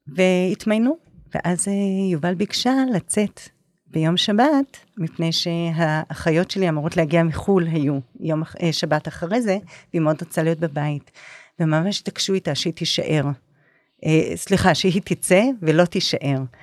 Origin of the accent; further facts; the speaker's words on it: Nahariya, Northern District, Israel; אני באה מנהריה